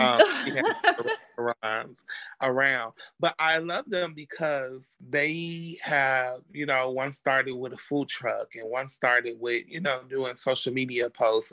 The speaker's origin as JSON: {"language": "English", "town": "Chicago", "region": "Illinois", "country": "United States", "moved": "yes", "lives_now": "Dallas, United States", "said": "I'm originally from Chicago, but I live in Dallas, Texas"}